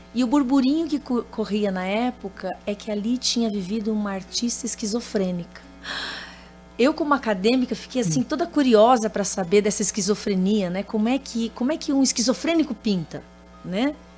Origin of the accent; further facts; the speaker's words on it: Mato Grosso do Sul, Brazil; also born or lived in Carazinho, Rio Grande do Sul; Eu vim para o Mato Grosso do Sul com seis anos